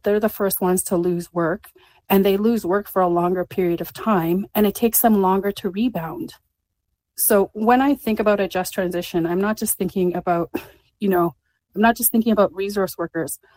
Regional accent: Alberta, Canada; I come from Alberta, where a lot of my family has worked in the oil industry

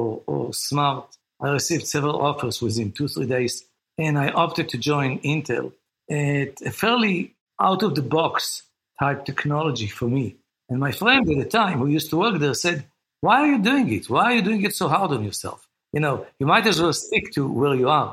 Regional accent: Israel; moved away as an adult; now in United States; I was born and raised in Israel, educated in Israel, went to do the compulsory service like pretty much everyone else in Israel

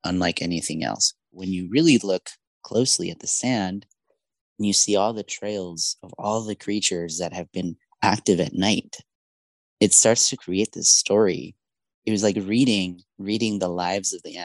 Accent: Yuma, Arizona, United States; also born or lived in Mexico; Yuma is my hometown, and we arrived there when I was about 2 years old as immigrants from Mexico

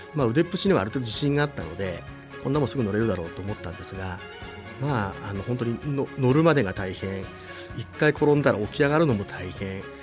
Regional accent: Nagano, Japan; also born or lived in Tokyo; 将来は地元に帰って長野県に戻って

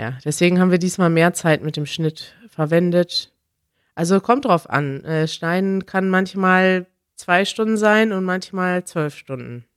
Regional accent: Germany; als Deutsche

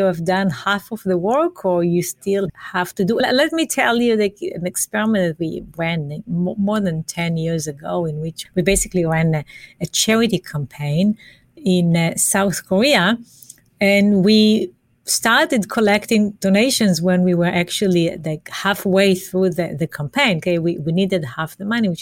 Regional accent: Israel; moved away; I'm from Israel

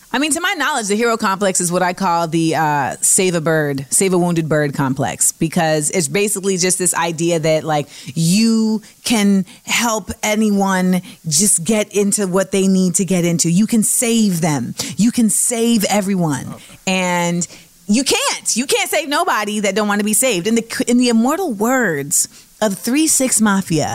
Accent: California, United States; my home state of Cali.

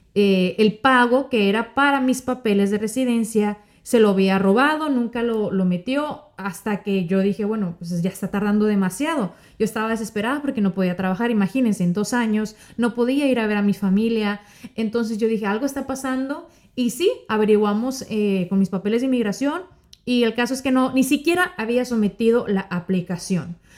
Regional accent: Sonora, Mexico; moved away as an adult; now in Miami, United States; Yo soy mexicana, eh, yo soy norteña de Sonora

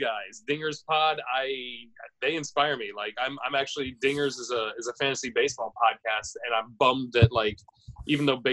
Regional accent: United States; I'm American

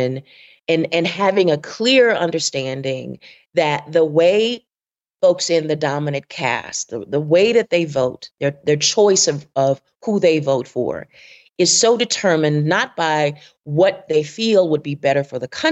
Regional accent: Southwest Mississippi, United States; I am from the rural South. I am from Southwest Mississippi

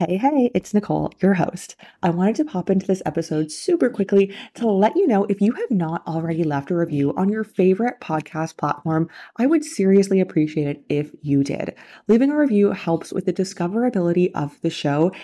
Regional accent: Canada; moved away as an adult; also born or lived in China; How can I leave Canada? How can I leave my home country?

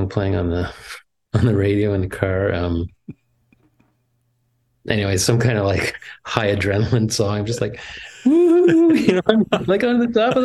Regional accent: Ottawa, Ontario, Canada; the production where I wasn't allowed to help was in my hometown. Like, oh. The animation company was based in Ottawa

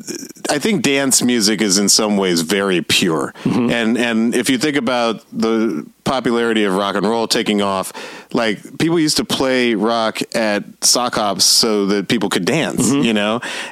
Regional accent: the South, United States; And I grew up in the South where we had like, you know, we had Miami Bass

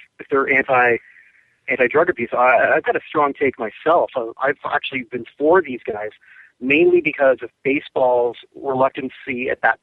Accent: Canada; myself as a Canadian

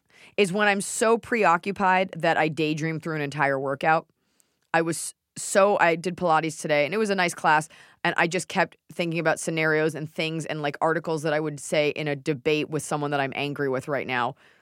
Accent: Dallas, Texas, United States; born or raised there

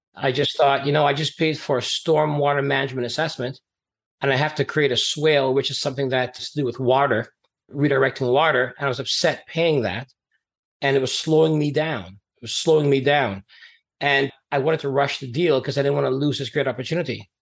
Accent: Canada; also born or lived in Trinidad and Tobago; I grew up as an immigrant in Canada. I came from Trinidad and Tobago back in the 70s

